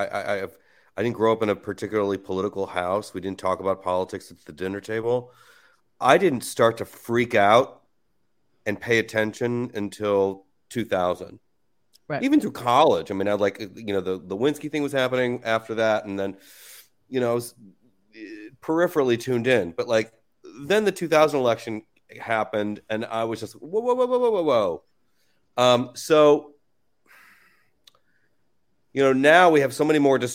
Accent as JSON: {"language": "English", "town": "Cleveland", "region": "Ohio", "country": "United States", "tie": "born or raised there", "moved": "yes", "lives_now": "New York, United States", "said": "growing up in Cleveland"}